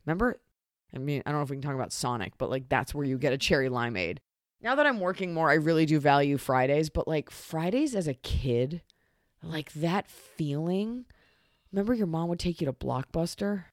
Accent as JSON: {"language": "English", "region": "Texas", "country": "United States", "tie": "born or raised there", "said": "growing up in Texas"}